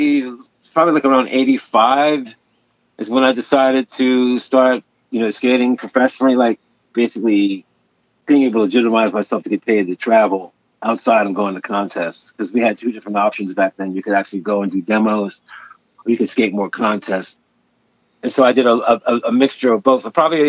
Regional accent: Wilmington, Delaware, United States; moved away as an adult; now in Philadelphia, United States; I graduated in 82, and then I moved to Philadelphia from Wilmington, Delaware

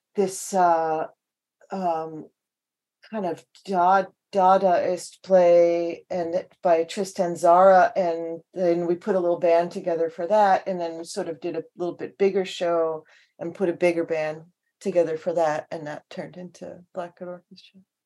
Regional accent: Long Island, New York, United States; now in Seattle, United States; I grew up on Long Island

